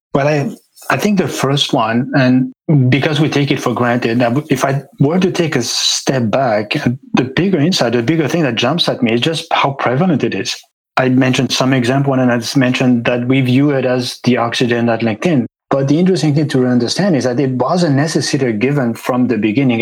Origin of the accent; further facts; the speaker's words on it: Switzerland; moved away as an adult; I grew up in Switzerland